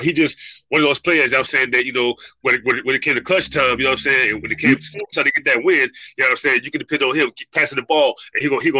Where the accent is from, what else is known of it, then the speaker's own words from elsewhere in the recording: Virginia Beach, Virginia, United States; also born or lived in Texas; I'm from Virginia Beach, Newport News area, where he grew up there.